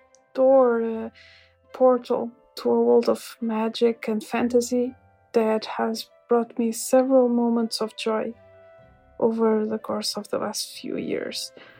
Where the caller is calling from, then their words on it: Portugal; Hi there. … I'm a listener from Portugal, and I've been listening to your podcast for a really long time now.